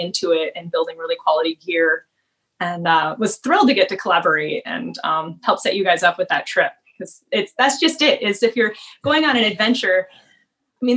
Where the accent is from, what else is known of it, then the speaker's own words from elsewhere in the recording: Seattle, Washington, United States; also born or lived in Northfield, Minnesota; being born and raised in Seattle